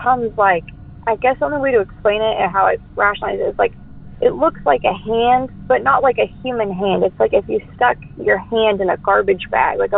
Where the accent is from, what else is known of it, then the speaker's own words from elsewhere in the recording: Denton, Texas, United States; also born or lived in Lewisville, Texas; I was born in Denton, Texas